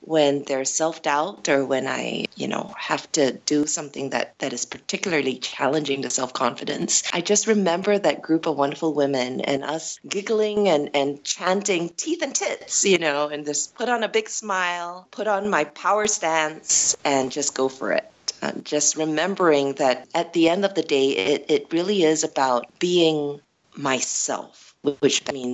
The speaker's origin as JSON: {"language": "English", "country": "Singapore", "tie": "born or raised there", "also_born_or_lived": "United States / Netherlands", "said": "I was born and bred in Singapore"}